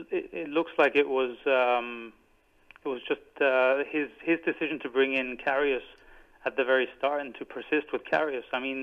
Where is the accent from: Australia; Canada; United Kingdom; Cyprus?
Cyprus; I'm from Cyprus